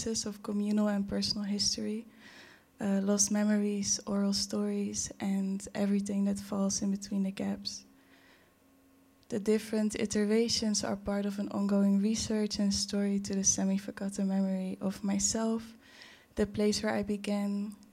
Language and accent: English; Curaçao; now in Netherlands; I was born in Curaçao in 1995. And now I'm here. In between Curaçao and the Netherlands